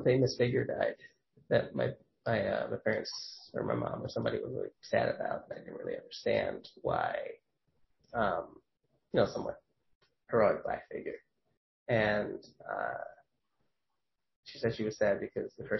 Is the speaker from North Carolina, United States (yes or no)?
no; New York, United States; I know I'm from New York